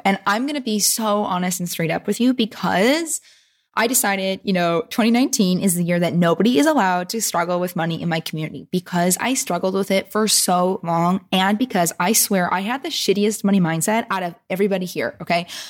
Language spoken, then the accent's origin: English; Vancouver, British Columbia, Canada; my hometown peeps.